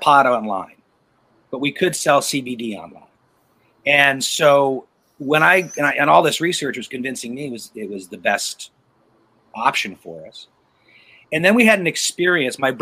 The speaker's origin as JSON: {"language": "English", "town": "Portland", "region": "Oregon", "country": "United States", "tie": "born or raised there", "said": "I grew up in Oregon"}